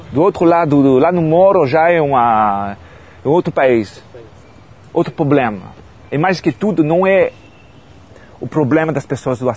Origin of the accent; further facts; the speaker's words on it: Paris, Île-de-France, France; Portuguese is a second language; Então Menilmontant é o 20e, 11e arrondissement e tudo pertinho, o Bataclan já foi, mas cresci no Bataclan.